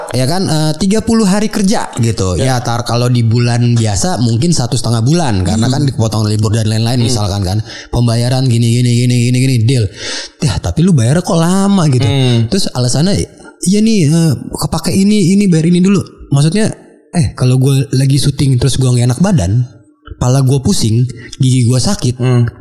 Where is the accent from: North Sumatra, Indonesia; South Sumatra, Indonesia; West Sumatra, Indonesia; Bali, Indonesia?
North Sumatra, Indonesia; gue orang Mandailing. Mandailing. Uh. Mandailing Natal tuh uh, kabupaten di Sumatera Utara, Tapanuli Selatan.